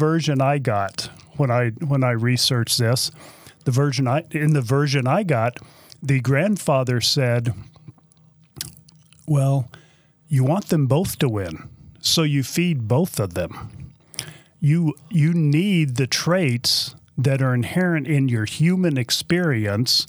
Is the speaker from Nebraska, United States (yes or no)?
no; Texas, United States; I'm from Texas. I can say y'all.